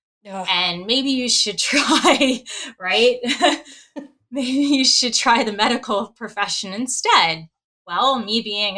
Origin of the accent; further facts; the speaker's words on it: New Orleans, Louisiana, United States; when I grew up in New Orleans, I went to an all-girls high school